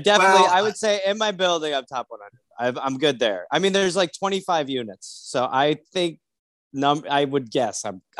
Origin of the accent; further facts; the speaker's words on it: Wisconsin, United States; now in Studio City, United States; No, I was born in Wisconsin.